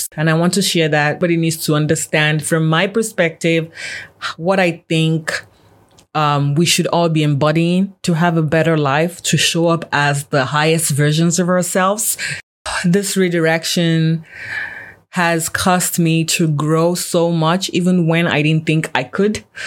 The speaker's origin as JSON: {"language": "English", "country": "Nigeria", "tie": "born or raised there", "moved": "yes", "lives_now": "Canada", "said": "I'm Nigerian born, but I've been in Canada for a very long time now."}